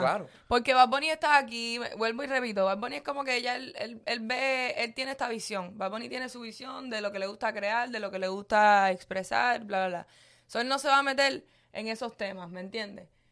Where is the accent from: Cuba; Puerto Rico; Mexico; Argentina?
Cuba; yo soy cubana